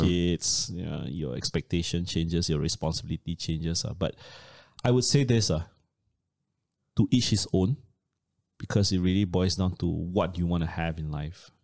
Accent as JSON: {"language": "English", "country": "Malaysia", "said": "as a Malaysian"}